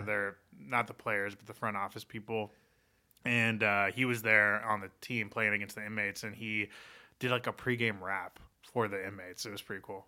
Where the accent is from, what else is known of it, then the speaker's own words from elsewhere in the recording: Portland, Oregon, United States; I grew up in Portland, Oregon